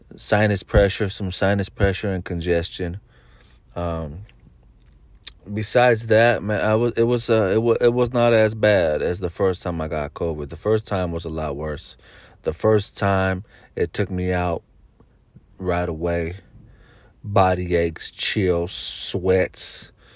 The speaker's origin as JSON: {"language": "English", "area": "Bay Area", "region": "California", "country": "United States", "said": "I'm from the Bay Area"}